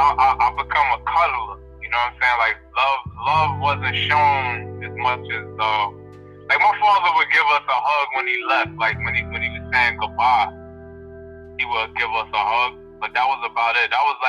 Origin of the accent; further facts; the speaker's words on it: New York City, New York, United States; I'm from Brooklyn